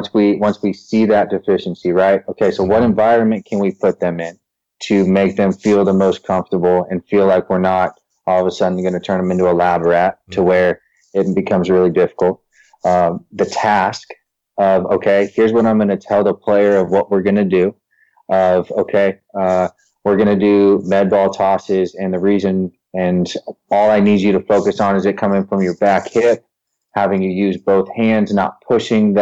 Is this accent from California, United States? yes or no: yes; San Diego, California, United States; growing up in San Diego